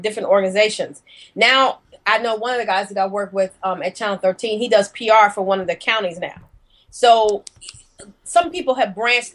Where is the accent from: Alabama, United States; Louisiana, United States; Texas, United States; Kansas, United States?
Alabama, United States; Birmingham; moved away as an adult; also born or lived in Tuscaloosa, Alabama / Atlanta, Georgia / New York; I'm originally from Birmingham, Alabama, so I'm a Southern Belle